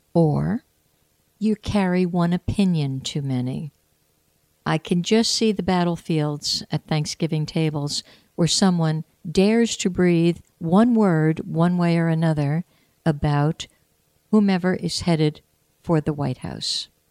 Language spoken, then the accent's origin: English; United States; I was born in the United States of America. I was educated in the United States of America